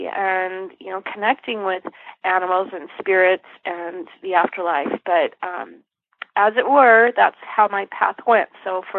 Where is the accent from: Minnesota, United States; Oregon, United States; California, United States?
California, United States; San Dimas; also born or lived in Fullerton, California; I grew up in Southern California in a little town called San Dimas, then moved on to Fullerton